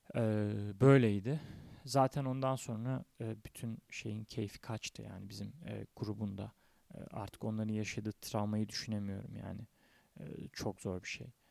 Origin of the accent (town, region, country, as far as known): Turkey